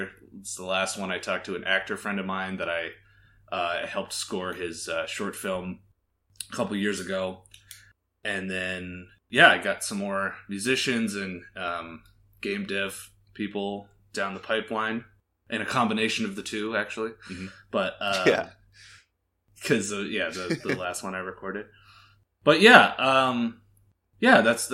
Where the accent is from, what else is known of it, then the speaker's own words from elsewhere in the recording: Canada; now in Las Vegas, United States; I live in Las Vegas. I'm originally from Canada.